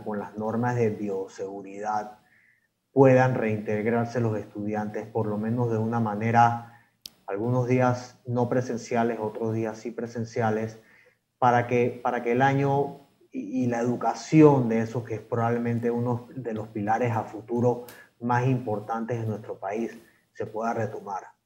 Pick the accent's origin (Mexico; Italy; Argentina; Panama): Panama; como panameños